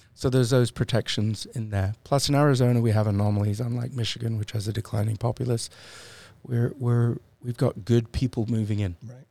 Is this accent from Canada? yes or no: no; United Kingdom; I'm British